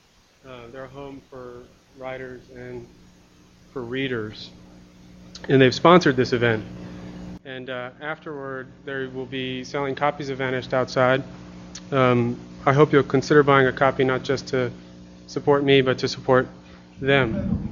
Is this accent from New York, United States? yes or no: no; Baltimore, Maryland, United States; I grew up in Bolton Hill